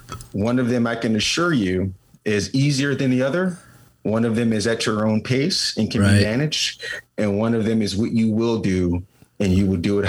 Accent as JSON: {"language": "English", "town": "Washington", "region": "District of Columbia", "country": "United States", "tie": "born or raised there", "said": "born and raised in Washington, D.C., of course, nation's capital."}